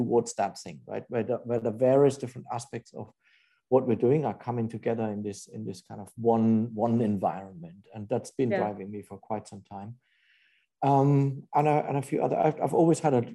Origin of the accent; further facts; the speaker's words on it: Germany; moved away as an adult; also born or lived in Japan / England; now in New York, United States; I'm German. I grew up in Germany